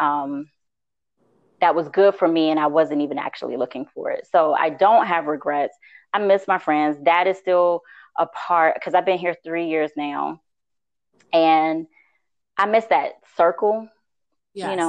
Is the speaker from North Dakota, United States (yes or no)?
no; Southern Virginia, United States; moved away as an adult; I grew up in Southern Virginia, but I lived in the DMV for 20 years once I got out of college